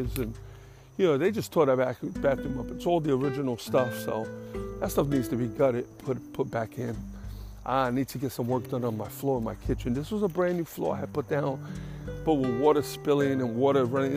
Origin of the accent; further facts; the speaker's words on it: New York, United States; moved away; where I grew up in New York. I grew up with a single mother who didn't drive.